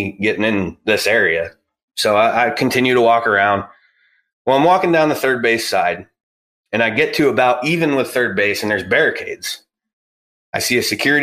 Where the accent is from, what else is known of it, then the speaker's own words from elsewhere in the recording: Pennsylvania, United States; I'm in law enforcement also. I'm from Pennsylvania.